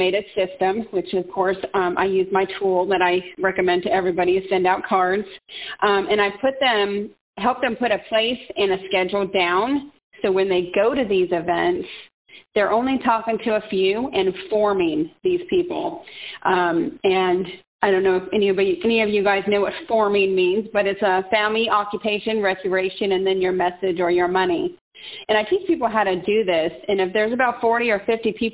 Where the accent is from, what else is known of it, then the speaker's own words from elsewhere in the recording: San Diego, California, United States; we are both from San Diego, and we went to San Diego State